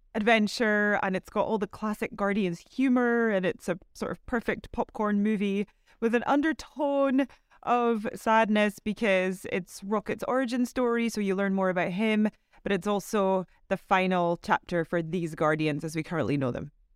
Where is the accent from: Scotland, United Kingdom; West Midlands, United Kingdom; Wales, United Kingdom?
Scotland, United Kingdom; so I'm from Scotland